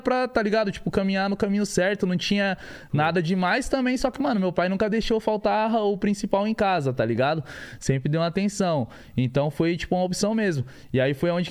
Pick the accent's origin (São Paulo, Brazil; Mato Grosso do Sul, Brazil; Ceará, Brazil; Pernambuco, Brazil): São Paulo, Brazil; nascido e criado da Vila Brasilândia, né, mano? Eu vim da comunidade.